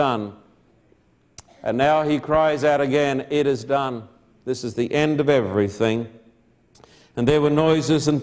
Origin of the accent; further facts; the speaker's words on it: Australia; I'm an Australian.